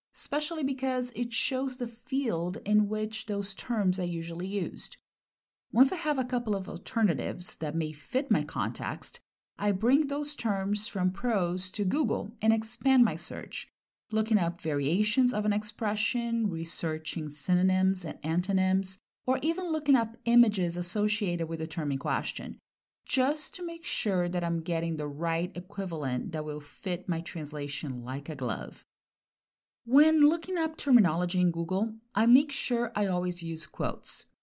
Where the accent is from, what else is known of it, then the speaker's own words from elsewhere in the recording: Brazil; first language Portuguese; English is a second language; moved away as an adult; now in California, United States; from my second language to my mother tongue, since I'm from Brazil. Once I moved to California back in the early two thousands